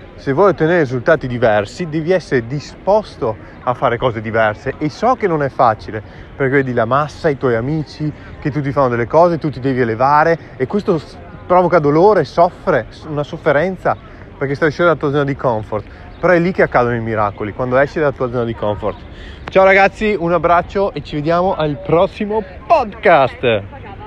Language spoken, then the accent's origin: Italian; Verona, Veneto, Italy; sono davanti all'Arena di Verona, la mia città natale